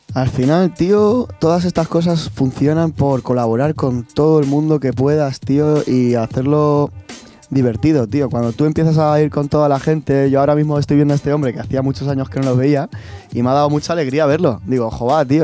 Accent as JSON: {"language": "Spanish", "town": "Puertollano", "region": "Castilla-La Mancha", "country": "Spain", "said": "esto es auténtica calidad de Puerto"}